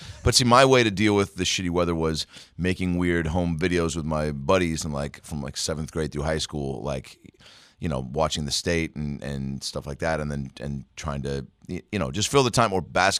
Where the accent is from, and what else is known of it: Lake Forest Park, Washington, United States; born or raised there